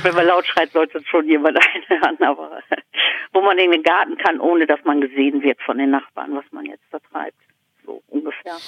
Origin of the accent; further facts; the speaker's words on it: Duisburg, North Rhine-Westphalia, Germany; moved away as an adult; now in East Frisia, Germany; Ich bin in Duisburg aufgewachsen